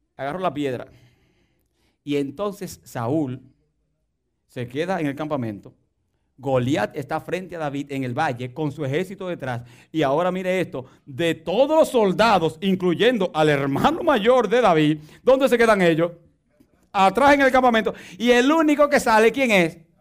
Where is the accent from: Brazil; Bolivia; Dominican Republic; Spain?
Dominican Republic; moved away